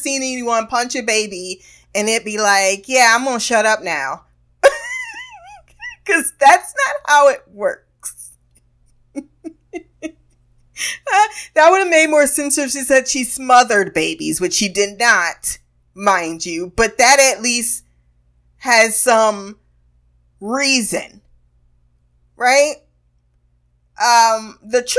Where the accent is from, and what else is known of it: United States